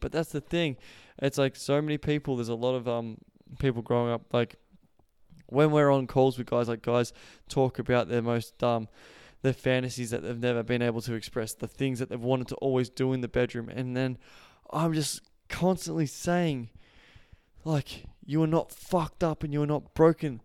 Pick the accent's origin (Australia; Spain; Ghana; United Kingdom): Australia; accent: Australian; I just speak for Australian culture 'cause I know that, that's where I'm from. If you haven't heard my Australian accent